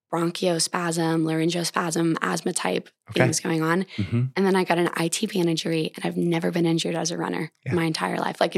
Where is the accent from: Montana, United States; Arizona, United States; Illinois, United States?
Montana, United States; well, what better than running, which I love through my home state of Montana